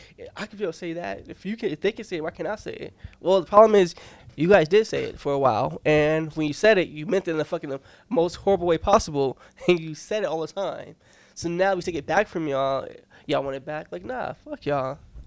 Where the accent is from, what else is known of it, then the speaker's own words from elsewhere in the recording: Long Beach, California, United States; I'm from Long Beach.